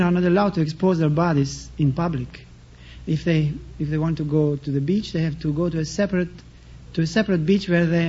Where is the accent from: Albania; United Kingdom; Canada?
Albania; born or raised there; moved away; also born or lived in Montenegro